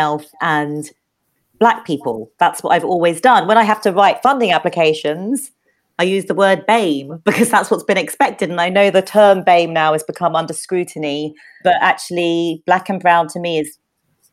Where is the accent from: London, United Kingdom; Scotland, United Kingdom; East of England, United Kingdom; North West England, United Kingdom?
London, United Kingdom; also born or lived in Bethnal Green; I grew up in Peckham